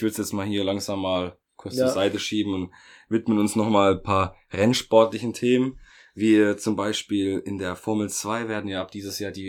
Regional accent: Germany; Bei uns in Deutschland

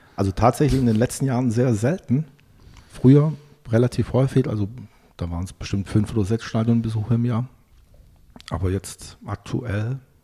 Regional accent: Brackenheim, Baden-Württemberg, Germany; moved away as an adult; now in Berlin, Germany; Ich komme ja aus Süddeutschland, aus Heilbronn, genauer aus einer sehr idyllischen Region, dem Zabergäu, äh, aus dem Ort Brattenheim.

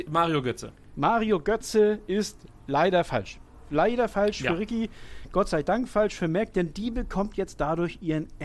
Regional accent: Groningen, Netherlands; Bei dem Club handelt es sich um einen kleinen Amateurverein in meiner Heimatstadt Groningen.

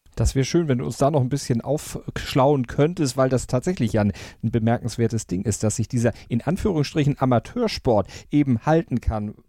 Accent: Germany; bei uns in Deutschland

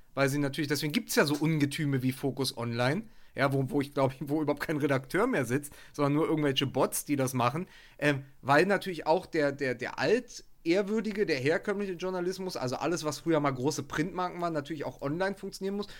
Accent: Berlin, Germany; als Berliner

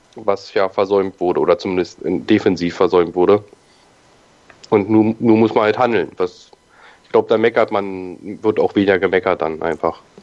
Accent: Berlin, Germany; ich komme ja aus Berlin

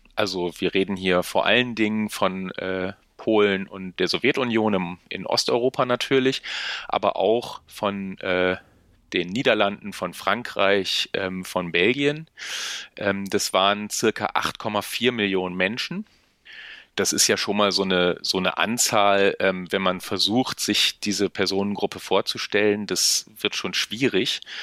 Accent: Bremen, Germany; ich komme aus Bremen

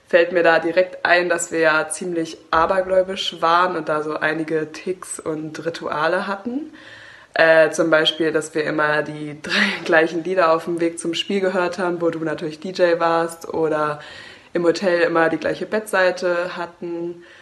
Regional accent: Braunschweig, Lower Saxony, Germany; Ja, also ich bin gebürtige Braunschweigerin, ähm, bin da groß geworden, aufgewachsen.

